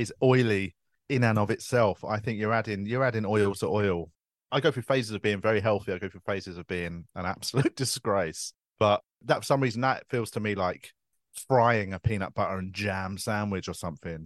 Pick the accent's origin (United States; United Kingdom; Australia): United Kingdom; London; I grew up in Tooting